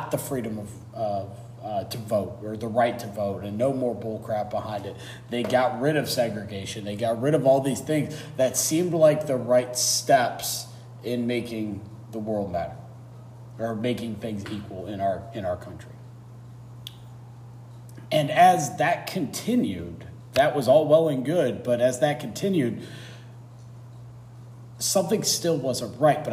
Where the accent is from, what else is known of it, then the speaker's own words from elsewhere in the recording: United States; as an American